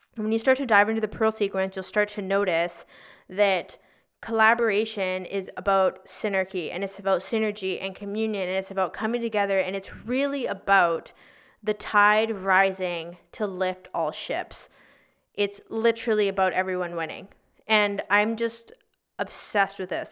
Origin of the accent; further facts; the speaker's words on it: Victoria, British Columbia, Canada; also born or lived in North Vancouver; we moved from North Vancouver to Victoria back to my hometown